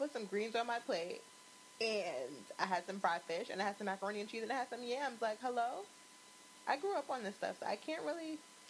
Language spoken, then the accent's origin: English; New York City, New York, United States; and we come from Queens.